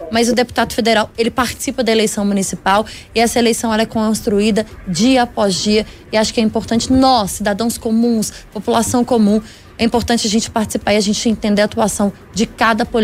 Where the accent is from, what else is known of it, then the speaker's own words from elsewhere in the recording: Minas Gerais, Brazil; eu espero, enquanto mineira, que a gente tenha em breve uma melhora no índice dos parlamentares mineiros, né?